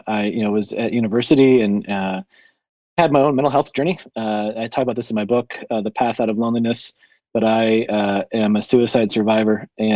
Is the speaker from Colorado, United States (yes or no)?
yes; Colorado, United States; So I come from Colorado. I live in a small town called Monument, about 7,000-8,000 people, and just love kind of the small town vibe, really close to Denver and Colorado Springs